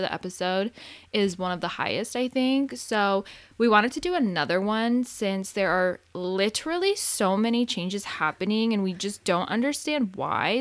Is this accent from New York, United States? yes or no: no; Arizona, United States; now in California, United States; I grew up in Arizona, so I never grew up with a time change. And then when I moved to California